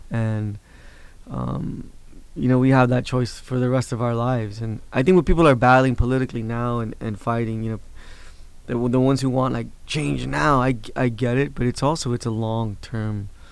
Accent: Los Angeles, California, United States; also born or lived in Sacramento; me being from Los Angeles, you know, I think I've I growing up in Boyle Heights

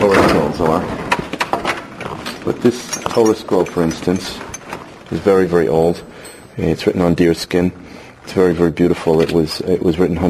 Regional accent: New Jersey, United States; moved away as an adult; now in Hebron, West Bank; I grew up in New Jersey

